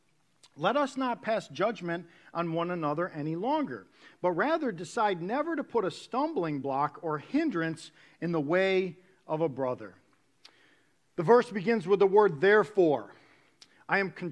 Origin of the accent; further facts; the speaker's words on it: New York, United States; moved away; I was born and raised in New York.